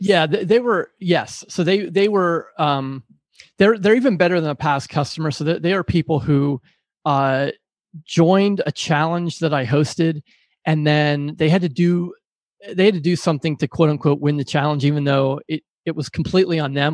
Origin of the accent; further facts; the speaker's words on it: Pittsburgh, Pennsylvania, United States; I pride myself on a blue collar work ethic growing up in Pittsburgh